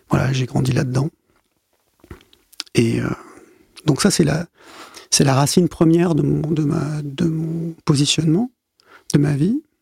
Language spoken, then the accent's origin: French; Côte d’Ivoire; also born or lived in Gabon / Cameroon / Zaire; Alors moi, je suis un... Je suis un enfant de la France-Afrique. Je suis né, j'ai grandi euh, en Afrique euh, subsaharienne euh, au début des années 70. voilà, j'étais en Côte d'Ivoire, au Gabon, au Cameroun. je suis passé aux Zaïre aussi.